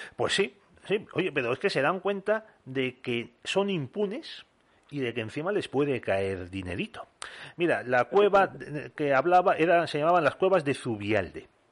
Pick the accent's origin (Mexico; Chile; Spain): Spain; Bilbao, Basque Country; yo que soy de Bilbao